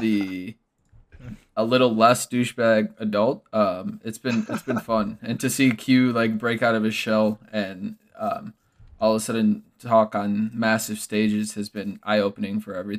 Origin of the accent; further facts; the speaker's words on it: Chicago, Illinois, United States; now in Milwaukee, United States; I'm originally from Chicago.